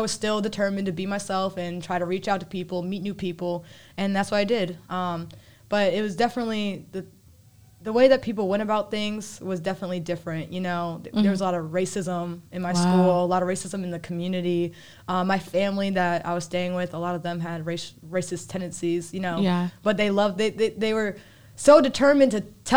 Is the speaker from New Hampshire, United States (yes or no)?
yes; New Hampshire, United States; moved away as an adult; now in North Carolina, United States; I grew up in New Hampshire. That's where I spent 14 years of my life